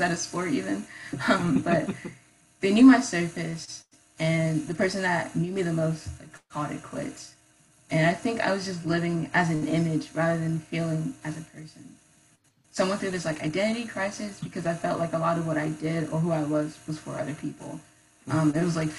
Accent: Columbus, Ohio, United States; moved away as an adult; now in Athens, United States; I grew up in Columbus

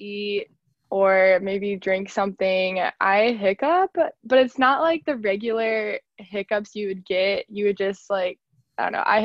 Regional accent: Liberty Township, Ohio, United States; I am from a suburb called Liberty Township. It's on the outside of Cincinnati

